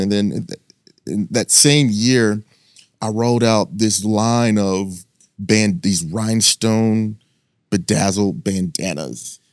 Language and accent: English; North Texas, United States; moved away as an adult; coming from, you know, the suburbs in, in, in North Texas